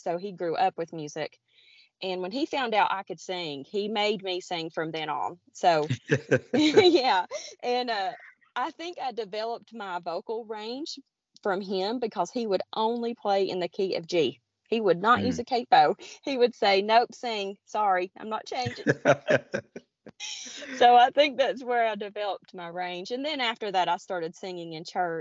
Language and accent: English; Blue Ridge Mountains of North Carolina, United States; I am from the Appalachian Mountains or the Blue Ridge Mountains of North Carolina. I am right near Grandfather Mountain